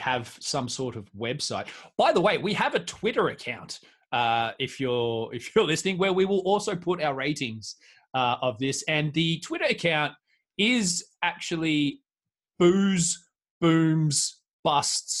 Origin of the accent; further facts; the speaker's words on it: Australia; now in West Midlands, United Kingdom; I'm Australian